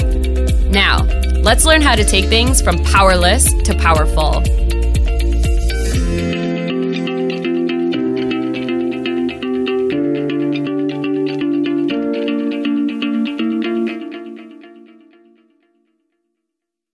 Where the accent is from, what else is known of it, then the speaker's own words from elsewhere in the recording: Northeast Pennsylvania, United States; moved away as an adult; I was born and raised in Northeast Pennsylvania